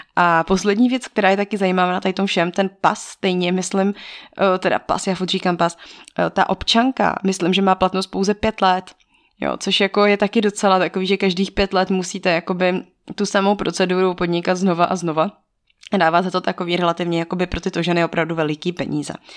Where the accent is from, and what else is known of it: Czechia; also born or lived in Togo